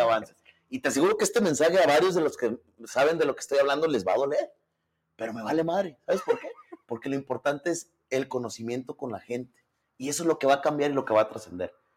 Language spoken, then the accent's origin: Spanish; Tlaltenango, Zacatecas, Mexico; yo nací en el IMSS de Quebradilla. Este, obviamente mi mamá es de Tlaltenango, pero mi mamá es maestra. Entonces, obviamente, toda mi vida la hice en Tlaltenango.